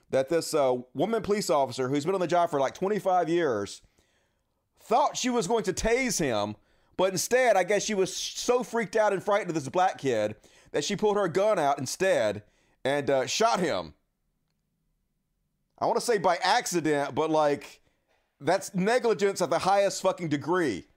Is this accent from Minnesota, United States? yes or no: no; Long Island, New York, United States; I'm from Long Island.